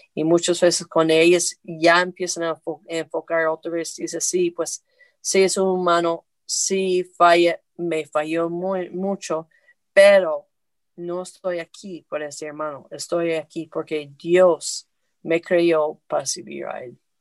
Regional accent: the north of the United States, United States; moved away; also born or lived in Puebla, Mexico; yo soy del norte de los Estados Unidos

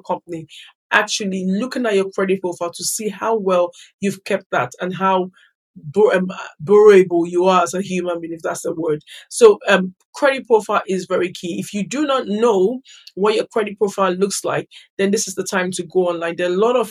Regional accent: Nigeria; moved away as an adult; now in United Kingdom; I grew up in Nigeria and relocated to the United Kingdom as an adult.

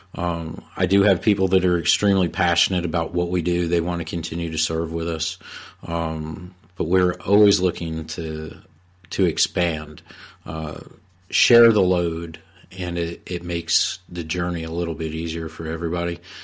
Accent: Bergen County, New Jersey, United States; moved away as an adult; now in North Carolina, United States; I'm originally from Bergen County, New Jersey, uh, and I moved down to North Carolina in, in the early nineties

